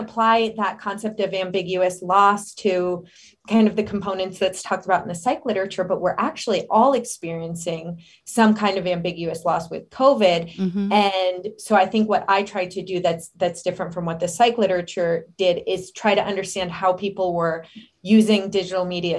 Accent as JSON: {"language": "English", "town": "Denver", "region": "Colorado", "country": "United States", "tie": "born or raised there", "also_born_or_lived": "Philadelphia", "said": "I am originally from Colorado, born in Denver."}